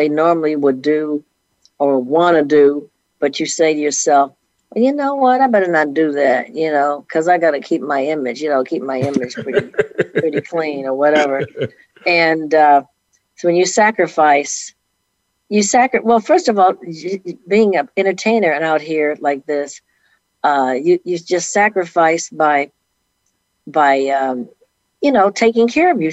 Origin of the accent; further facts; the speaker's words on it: Detroit, Michigan, United States; moved away; also born or lived in New York; I'm from Detroit